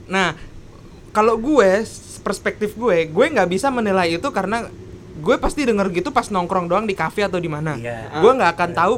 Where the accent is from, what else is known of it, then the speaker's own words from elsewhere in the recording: Jakarta, Indonesia; accent: Betawi; gue gue gue nggak punya dialek ya dialek dialek gue Betawi, uh